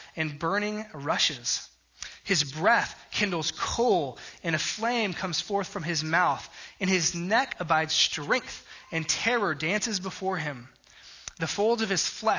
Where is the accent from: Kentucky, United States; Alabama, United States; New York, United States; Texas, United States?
Texas, United States; South; I grew up in South Texas